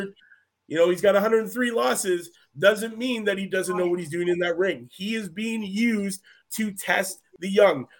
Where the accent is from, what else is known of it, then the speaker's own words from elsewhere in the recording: Canada; we're from Canada